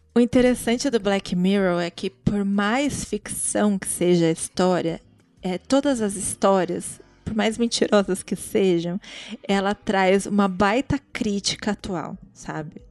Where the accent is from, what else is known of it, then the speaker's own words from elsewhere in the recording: Brazil; also born or lived in Guarulhos; a gente é brasileira tudo